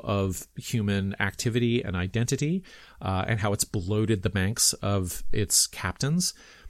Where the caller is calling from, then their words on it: Toronto, Ontario, Canada; I'm speaking from Toronto